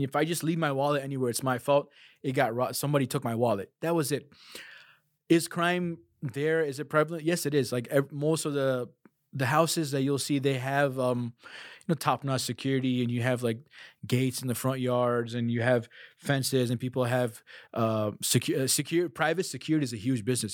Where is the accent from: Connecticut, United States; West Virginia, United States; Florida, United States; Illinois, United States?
Illinois, United States; Chicago; also born or lived in South Africa; "I'm from the United States." "Where in the United States?" "Chicago."